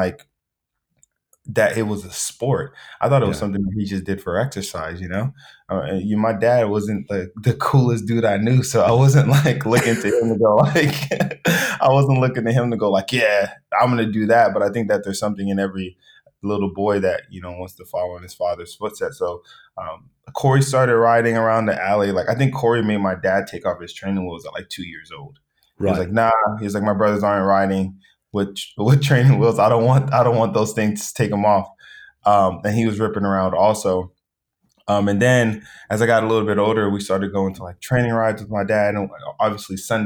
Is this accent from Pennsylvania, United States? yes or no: no; Los Angeles, California, United States; I grew up in South Central